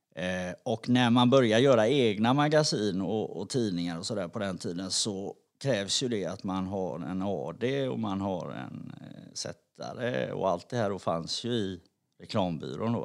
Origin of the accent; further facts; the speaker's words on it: Gothenburg, Västra Götaland, Sweden; jag är uppvuxen i Backa på Hisingen